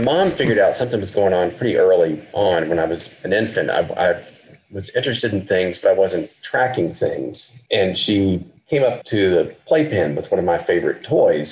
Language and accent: English; eastern Arkansas, United States; moved away as an adult; also born or lived in Fayetteville, Arkansas / Iceland / New York; I grew up in eastern Arkansas, which is about 50, my hometown was about 50 miles west of Memphis.